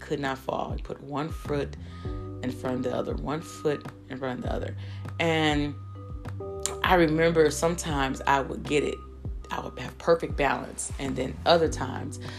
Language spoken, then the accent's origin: English; Michigan, United States; I grew up in Michigan